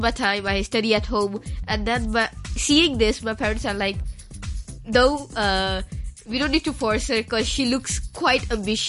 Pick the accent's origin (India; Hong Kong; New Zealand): Hong Kong; also born or lived in Pakistan; I already see Hong Kong in the way of home because I was born here